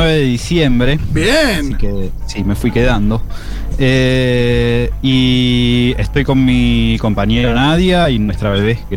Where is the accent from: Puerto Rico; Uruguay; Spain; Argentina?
Argentina; Cutral Có, Neuquén; now in Buenos Aires, Argentina; yo vivo en Capital, pero soy de Cutralcó, que es una ciudad petrolera, acá a 200 kilómetros.